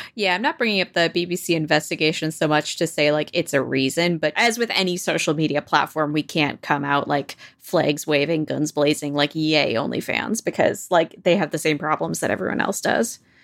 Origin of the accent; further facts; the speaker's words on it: New York, United States; as a New Yorker